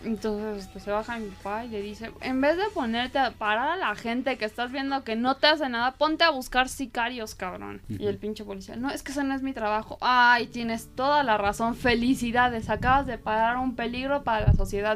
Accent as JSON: {"language": "Spanish", "country": "Mexico", "said": "para nosotros como mexicanos"}